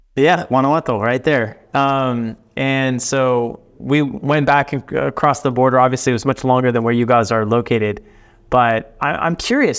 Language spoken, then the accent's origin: English; Dallas Fort Worth area, Texas, United States; I'm from Texas, uh, from the the Dallas Fort Worth area